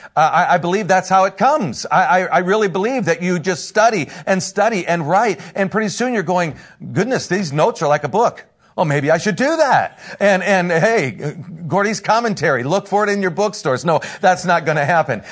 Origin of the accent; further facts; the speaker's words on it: Northern Indiana, United States; I am from Northern Indiana, been a pastor up there for quite a few years